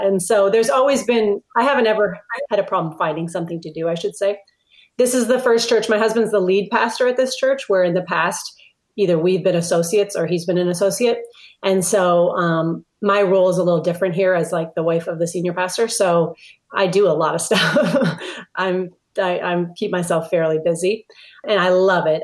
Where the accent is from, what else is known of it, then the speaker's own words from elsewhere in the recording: Minneapolis, Minnesota, United States; moved away as an adult; I grew up in Minneapolis.